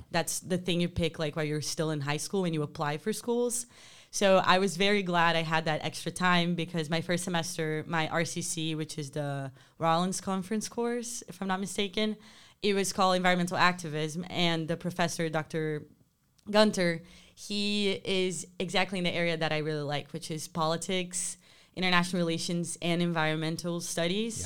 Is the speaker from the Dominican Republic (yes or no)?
no; Rio de Janeiro, Brazil; moved away as an adult; growing up in Rio